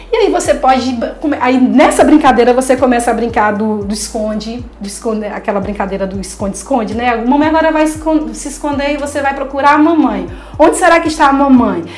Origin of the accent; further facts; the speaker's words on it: Belo Horizonte, Minas Gerais, Brazil; now in Recife, Brazil; Eu sou de Belo Horizonte